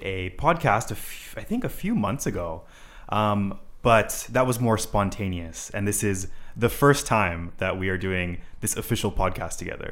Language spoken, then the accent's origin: English; Honolulu, Hawaii, United States; I'm from Honolulu, Hawaii